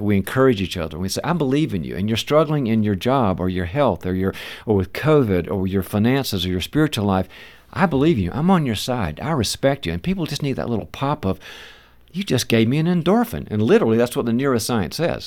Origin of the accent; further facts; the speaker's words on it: the South, United States; moved away; I'm originally from the South